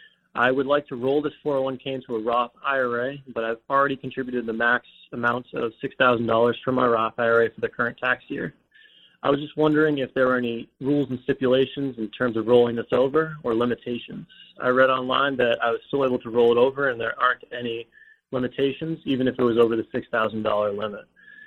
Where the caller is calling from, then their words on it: Miami, Florida, United States; Hi, Stephen, Justin. … I'm from Miami, Florida. I am 27 years old